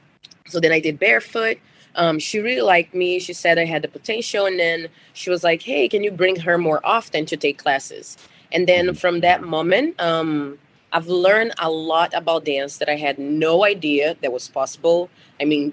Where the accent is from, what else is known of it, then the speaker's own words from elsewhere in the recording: Brazil; English is a second language; moved away as an adult; now in United States; I'm originally from Brazil